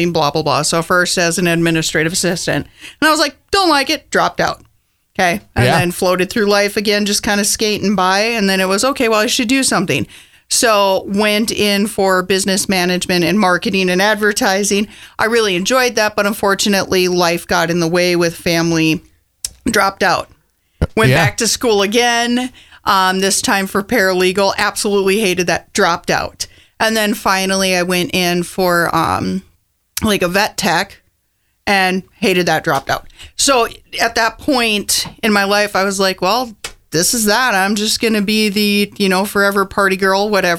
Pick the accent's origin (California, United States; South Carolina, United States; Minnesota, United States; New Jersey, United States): Minnesota, United States; now in Texas, United States; growing up in Minnesota